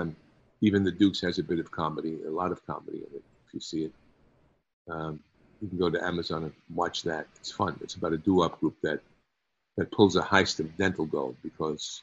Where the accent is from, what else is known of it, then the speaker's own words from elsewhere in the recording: New York, United States; moved away; I can ride a subway, you know, because I came from New York